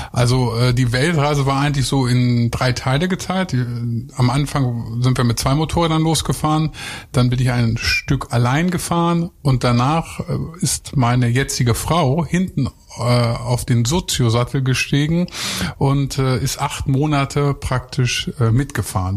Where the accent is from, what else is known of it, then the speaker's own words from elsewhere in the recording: Lower Saxony, Germany; ich komme ja eigentlich vom Bauernhof. Ich bin aus Niedersachsen